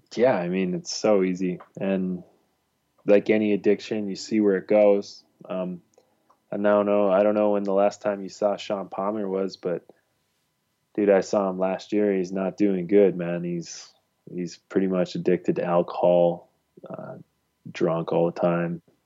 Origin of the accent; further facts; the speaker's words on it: Ontario, Canada; I grew up in Ontario